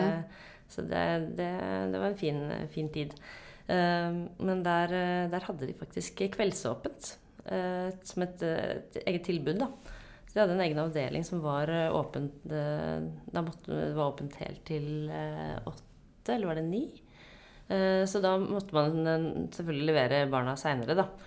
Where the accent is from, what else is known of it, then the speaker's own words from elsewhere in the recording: Lysaker, Akershus, Norway; jeg vokste opp på Lysaker, så dette var inne i Oslo sentrum